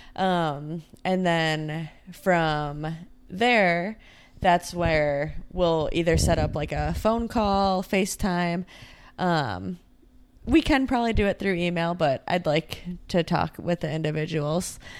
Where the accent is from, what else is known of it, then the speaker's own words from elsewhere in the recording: Rochester, New York, United States; I'm from Rochester, New York, also kind of in the middle of nowhere